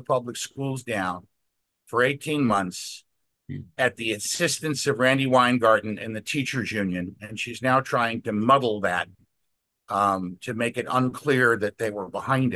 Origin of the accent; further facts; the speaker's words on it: Westchester County, New York, United States; now in Alexandria, United States; growing up in Westchester County, New York